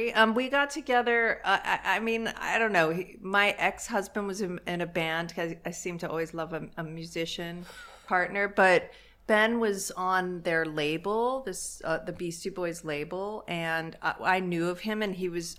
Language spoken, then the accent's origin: English; England, United Kingdom; born there; I was born in England, and maybe at the time the food probably wasn't great there